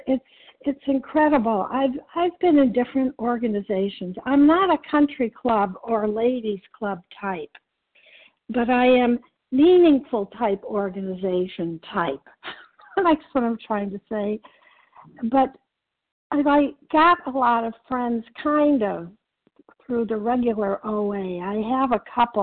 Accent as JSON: {"language": "English", "region": "Illinois", "country": "United States", "moved": "yes", "said": "I'm originally from Illinois"}